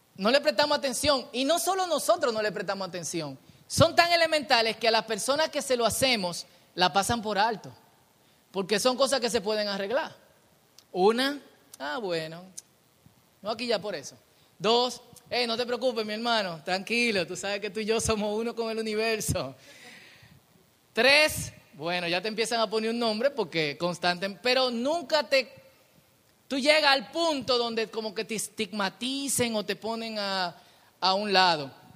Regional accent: Dominican Republic; hablo como dominicano

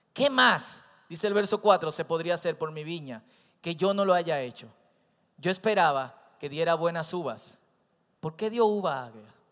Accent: Santo Domingo Oeste, Distrito Nacional, Dominican Republic; Yo crecí en Herrera

